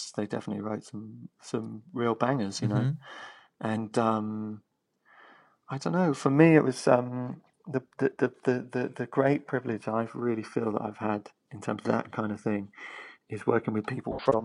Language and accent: English; London, United Kingdom; I grew up in Muswell Hill